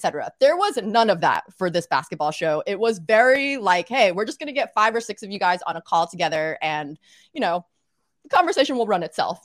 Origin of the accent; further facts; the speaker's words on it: Little Rock, Arkansas, United States; moved away as an adult; also born or lived in North Carolina / New Orleans, Louisiana; now in New York, United States; I actually grew up in Little Rock, Arkansas